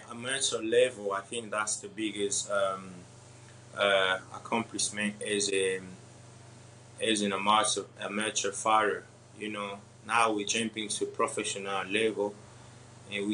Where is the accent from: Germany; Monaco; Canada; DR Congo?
DR Congo; I'm from Africa, you know, and then DRC Congo